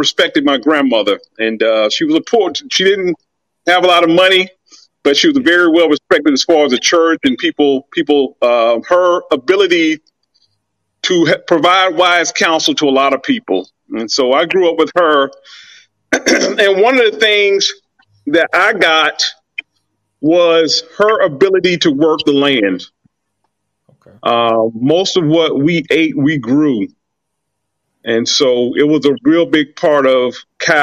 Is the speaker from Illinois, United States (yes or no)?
no; Millen, Georgia, United States; I'm from Southeast Georgia, a little town called Millen, maybe 25,000 people